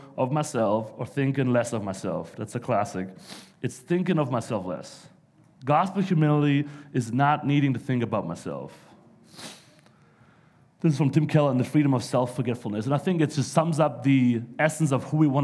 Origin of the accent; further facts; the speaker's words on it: Germany; English is a second language; moved away as an adult; also born or lived in New York; now in United States; I'm not from around here. I'm actually from Germany, so I know I sound a little funny at times